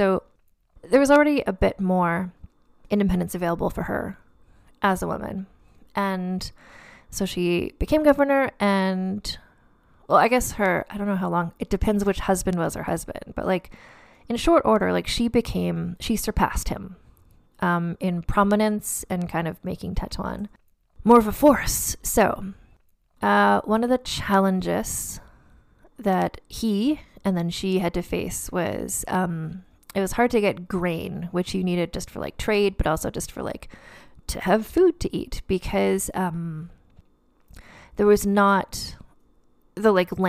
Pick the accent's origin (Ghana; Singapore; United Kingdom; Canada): Canada; Nova Scotia; So I grew up in Nova Scotia, so I know a lot about privateers because that's like the entire basis of the tourism industry in Nova Scotia.